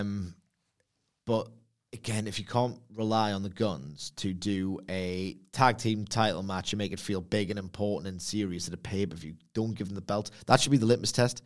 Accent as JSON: {"language": "English", "country": "United Kingdom", "said": "I'm British"}